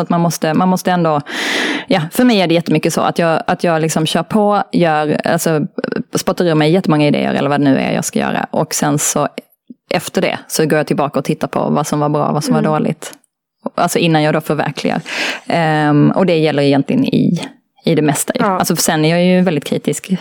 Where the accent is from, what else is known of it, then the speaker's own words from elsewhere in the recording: Malmö, Skåne, Sweden; Jag är uppvuxen i Malmö